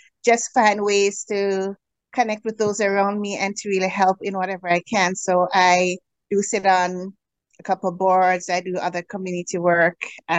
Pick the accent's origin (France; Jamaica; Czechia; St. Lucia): Jamaica; moved away as an adult; now in Canada; So I am originally from the Caribbean, Jamaica